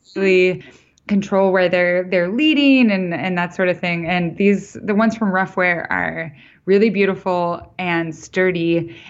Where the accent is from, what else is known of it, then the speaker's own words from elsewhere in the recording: Idaho, United States; also born or lived in New York; now in Montana, United States; I grew up in Idaho